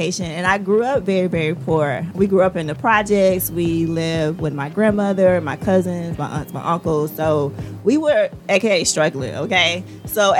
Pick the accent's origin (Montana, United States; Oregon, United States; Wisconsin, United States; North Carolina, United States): North Carolina, United States; Rockingham; I am originally from North Carolina. I'm from a small town called Rockingham, Richmond County